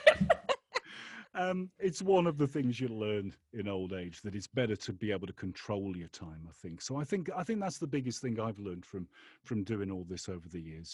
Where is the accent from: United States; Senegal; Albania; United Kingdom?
United Kingdom; England; I was brought up in England